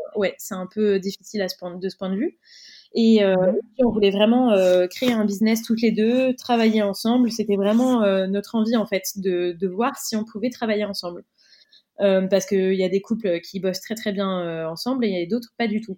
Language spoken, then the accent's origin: French; Cannes, Provence-Alpes-Côte d'Azur, France; moved away; la ville d'où on vient, donc nous on est originaire de Cannes, dans le sud de la France